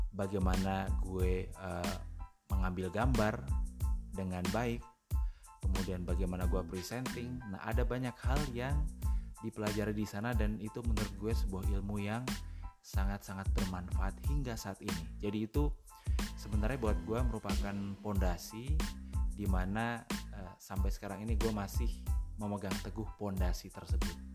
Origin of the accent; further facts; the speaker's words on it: Yogyakarta, Special Region of Yogyakarta, Indonesia; gue dari Yogyakarta, kemudian background gue juga sarjana ekonomi